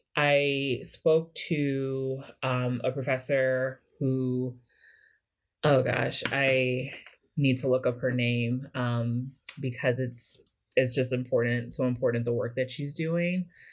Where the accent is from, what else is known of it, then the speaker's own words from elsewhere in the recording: Kansas City, Missouri, United States; moved away; I'm from Kansas City, Missouri originally